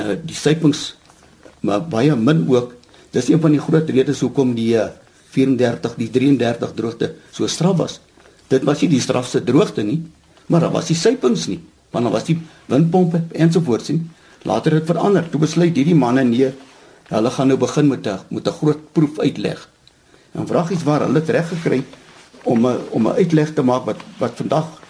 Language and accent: Afrikaans; Cradock, Eastern Cape, South Africa; moved away as an adult; also born or lived in Potchefstroom; Ek is 'n gebore Oos-Kaapenaar. Ek het op Krade groot geword en daar gematrikuleer.